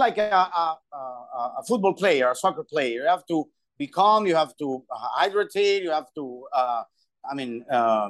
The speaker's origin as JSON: {"language": "English", "country": "Peru", "tie": "born or raised there", "moved": "yes", "lives_now": "United States", "said": "I'm starting 13, 14 years old in my home country, Peru."}